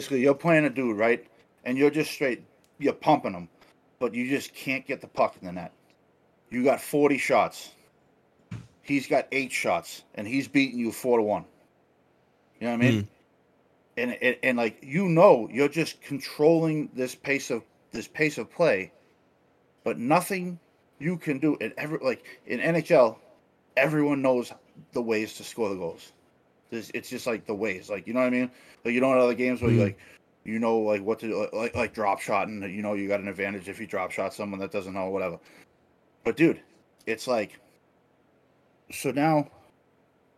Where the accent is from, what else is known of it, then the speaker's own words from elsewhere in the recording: Boston, Massachusetts, United States; I'm from Boston